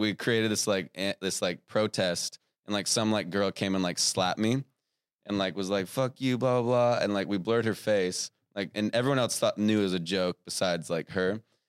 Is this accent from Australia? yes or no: yes; Australia; We're Australian.